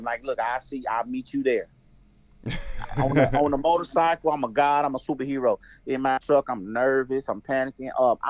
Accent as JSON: {"language": "English", "region": "Missouri", "country": "United States", "said": "I'm from Missouri. I lived an hour away from Fort Lindenwood at that time."}